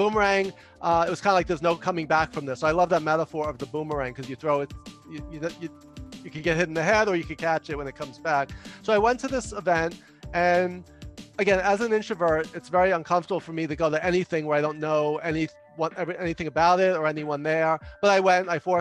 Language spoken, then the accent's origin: English; New York City, New York, United States; I'm from New York